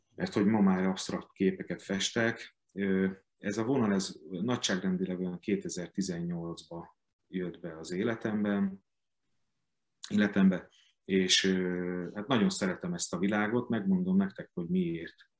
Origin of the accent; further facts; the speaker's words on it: Hungary; a szülővárosomban, a Petőfi Színházban